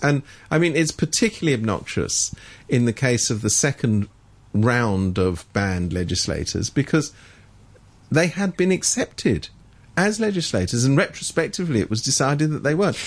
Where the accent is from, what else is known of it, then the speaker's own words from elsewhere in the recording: United Kingdom; moved away; I come from Britain originally